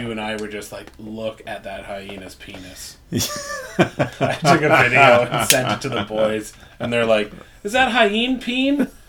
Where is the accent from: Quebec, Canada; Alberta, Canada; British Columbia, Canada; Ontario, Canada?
Ontario, Canada; Growing up in Northern Ontario, too, and on a farm